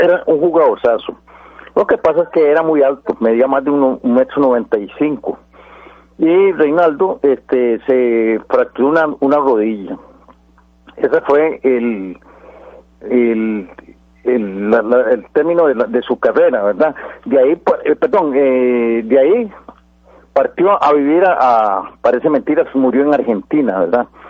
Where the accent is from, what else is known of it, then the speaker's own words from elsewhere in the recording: Guadalupe, San José, Costa Rica; also born or lived in Santo Domingo de Heredia; yo soy de Guadalupe, criado con Álvaro, McDonald